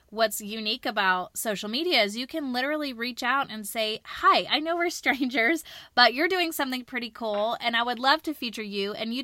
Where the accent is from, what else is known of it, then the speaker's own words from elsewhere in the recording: Charlotte, North Carolina, United States; because he's from my hometown doing great work right in my own district.